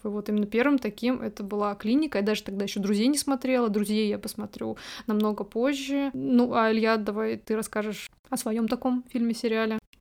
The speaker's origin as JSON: {"language": "Russian", "town": "Voronezh", "region": "Voronezh Oblast", "country": "Russia", "said": "мы из Воронежа, э, мы не в Москве живем"}